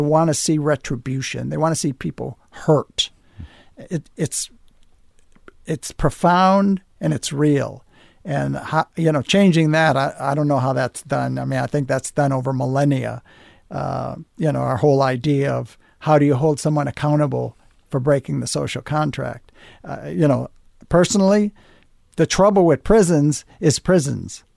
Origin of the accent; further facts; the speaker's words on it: United States; But I'm an American. I live here.